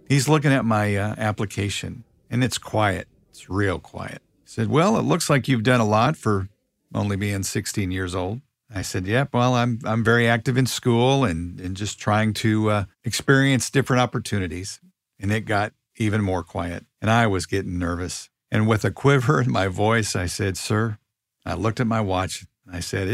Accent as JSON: {"language": "English", "town": "Kansas City", "region": "Missouri", "country": "United States", "tie": "born or raised there", "said": "I grew up in Kansas City"}